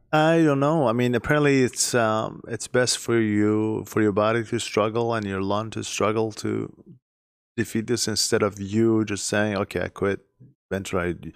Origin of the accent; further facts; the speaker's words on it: Iran; moved away as an adult; I am from Iran. I've been here for less than ten years.